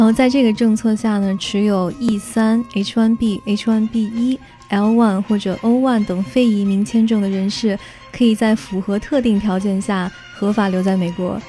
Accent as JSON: {"language": "Chinese", "country": "China", "moved": "yes", "lives_now": "United States", "said": "我们中国人来美国留学"}